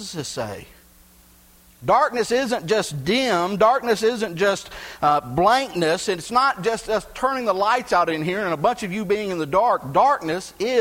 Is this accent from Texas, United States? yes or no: yes; Gulf Coast of Texas, United States; Where I grew up on the Gulf Coast of Texas, we had refineries everywhere